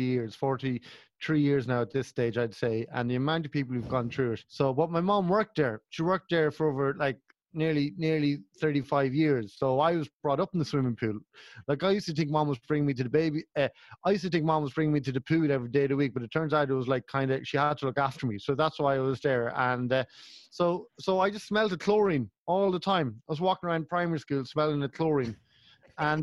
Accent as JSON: {"language": "English", "town": "Kells", "region": "County Meath", "country": "Ireland", "tie": "born or raised there", "said": "if there's no one from Kells, there's no one from my hometown"}